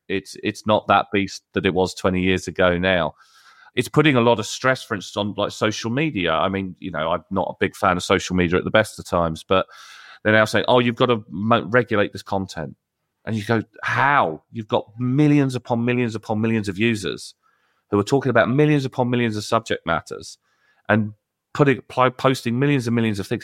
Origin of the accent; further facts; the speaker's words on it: United Kingdom; I'm British